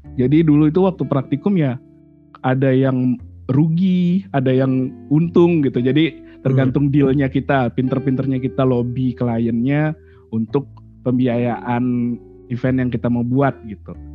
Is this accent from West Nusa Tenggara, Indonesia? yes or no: yes; Lombok, West Nusa Tenggara, Indonesia; moved away; also born or lived in Malang / Yogyakarta; kita sebagai orang Lombok